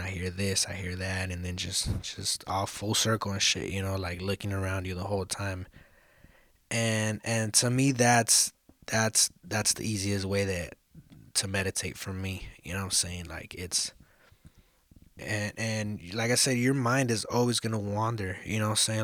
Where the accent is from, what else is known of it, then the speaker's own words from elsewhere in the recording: Los Angeles, California, United States; also born or lived in South Central, Los Angeles; I'm originally from East Hollywood. That's where I fucking, that's where I grew up. That's where I was raised.